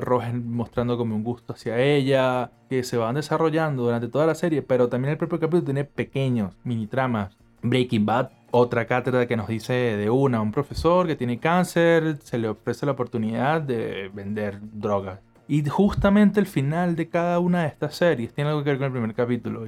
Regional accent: Venezuela; moved away as an adult; decidí irme de mi ciudad natal a estudiar cine en otra ciudad de Venezuela

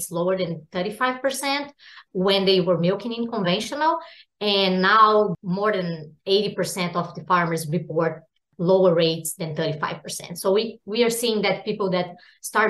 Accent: Brazil; moved away as an adult; now in United States; I'm also from Brazil and went to vet school in Brazil and did my master and PhD back in Brazil

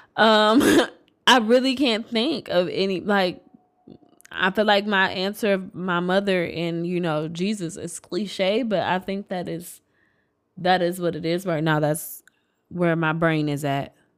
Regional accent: Detroit, Michigan, United States; also born or lived in Inkster, Michigan / Royal Oak, Michigan; I'm from Detroit.

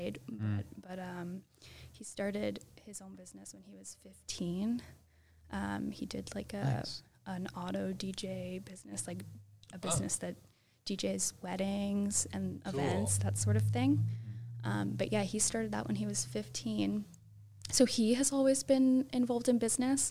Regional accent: Halifax, Nova Scotia, Canada; I'm born and raised in Halifax, Nova Scotia

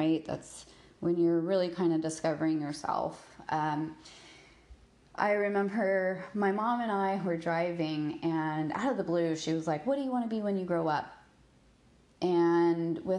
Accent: Texas, United States; moved away as an adult; also born or lived in Hawaii; I grew up in Texas

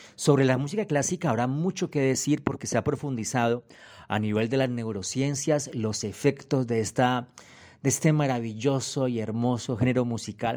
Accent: Cali, Valle del Cauca, Colombia; moved away; also born or lived in Europe; Yo soy de Cali, ustedes entienden, la capital de la salsa, eso dicen.

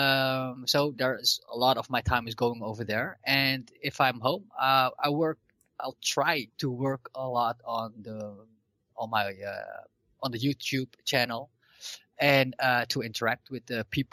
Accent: Amsterdam, North Holland, Netherlands; I grew up in Amsterdam. I live in Amsterdam, so the team Ajax.

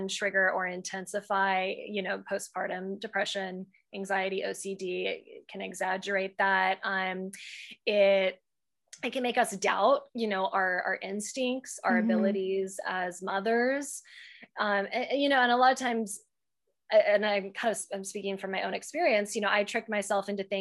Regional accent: Texas, United States; we're from the South, like from Texas

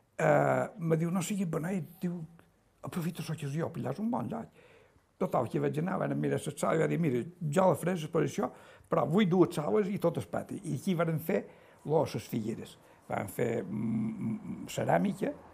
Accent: Es Llombards / Concos, Mallorca, Balearic Islands, Spain; jo vaig néixer aquí als Concos

